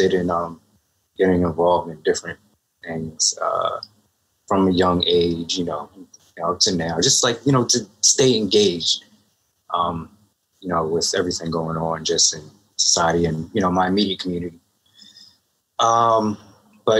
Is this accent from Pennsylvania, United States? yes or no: yes; Philadelphia, Pennsylvania, United States; I am from Philadelphia, Pennsylvania, West Philly to be exact